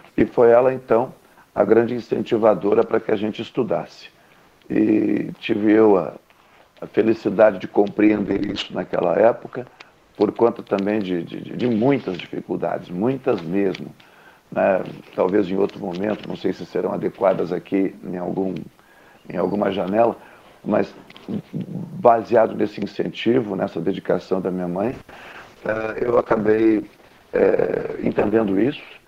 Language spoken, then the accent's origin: Portuguese; Rio Grande, Rio Grande do Sul, Brazil; now in Pelotas, Brazil; eu sou natural da cidade do Rio Grande